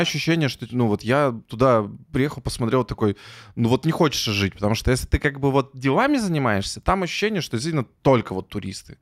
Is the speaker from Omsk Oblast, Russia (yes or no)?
no; Yekaterinburg, Sverdlovsk Oblast, Russia; now in Saint Petersburg, Russia; Я простой мужик из Екатеринбурга